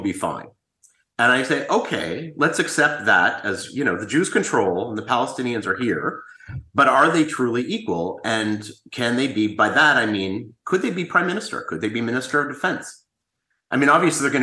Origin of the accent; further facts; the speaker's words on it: Canada; now in Israel; I'm more Canadian than I am a Jewish Israeli